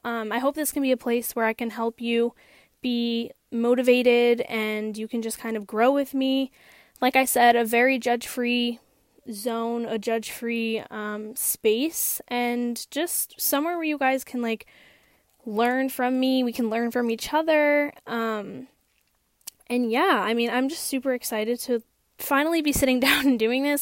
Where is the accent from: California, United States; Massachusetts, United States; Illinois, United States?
Massachusetts, United States; Hampden; I am born and raised in Hampden, Massachusetts